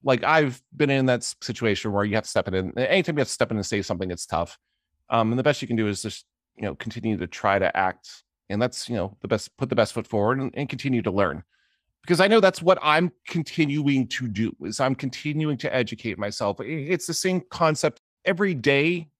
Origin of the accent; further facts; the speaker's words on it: Johnstown, Pennsylvania, United States; I grew up in Johnstown, Pennsylvania